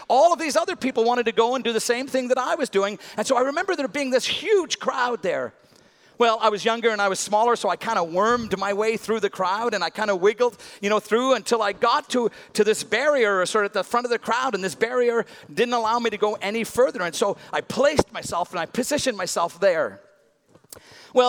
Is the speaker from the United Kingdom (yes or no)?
yes; Northern Ireland, United Kingdom; as a boy growing up in Northern Ireland